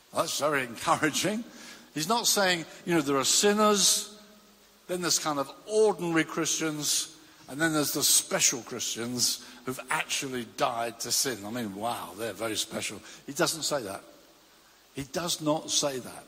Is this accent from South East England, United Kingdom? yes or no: yes; Brighton, South East England, United Kingdom; I used to commute from my hometown of Brighton to London every day